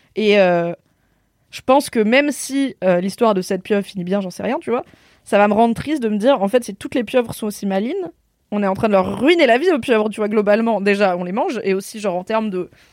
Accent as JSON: {"language": "French", "area": "Drôme", "region": "Auvergne-Rhône-Alpes", "country": "France", "tie": "born or raised there", "said": "château de Grignan, c'est donc dans la Drôme là où j'ai grandi"}